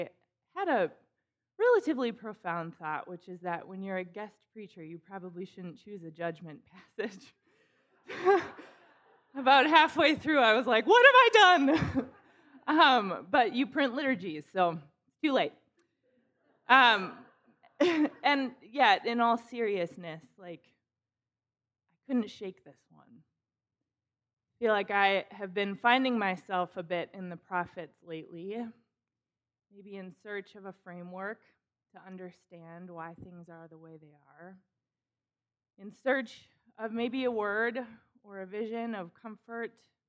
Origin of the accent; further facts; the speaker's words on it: Minnesota, United States; also born or lived in Chicago; I grew up in Minnesota, born and raised.